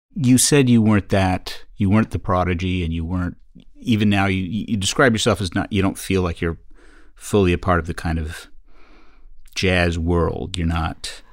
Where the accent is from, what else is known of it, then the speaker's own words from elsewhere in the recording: Canada; we're both Canadian